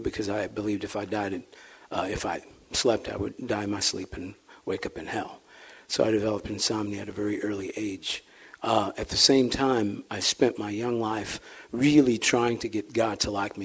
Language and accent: English; St. Louis, Missouri, United States; accent: St. Louis slur; I'm not using slang slightly articulate, kind of with a St. Louis slur